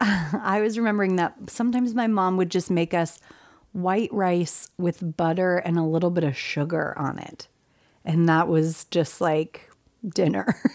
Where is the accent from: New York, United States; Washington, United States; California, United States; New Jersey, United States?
California, United States; also born or lived in Texas; my family's from Texas, but I was raised in California